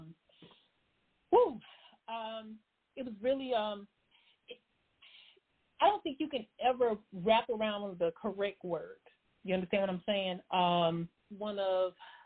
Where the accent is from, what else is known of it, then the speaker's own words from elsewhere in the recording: Columbia, South Carolina, United States; moved away as an adult; I am a native from Columbia, South Carolina